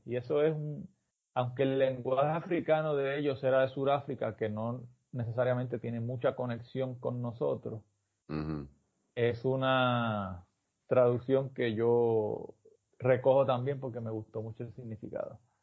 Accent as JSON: {"language": "Spanish", "country": "Puerto Rico", "said": "es como lo hacemos nosotros"}